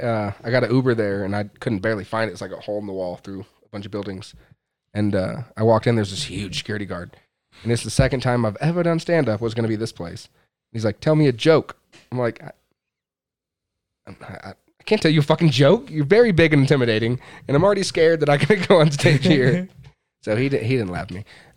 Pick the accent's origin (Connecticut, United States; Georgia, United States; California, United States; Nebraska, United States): Georgia, United States; Griffin; I'm from Griffin. That's an hour or something away from Atlanta. I didn't go to Atlanta.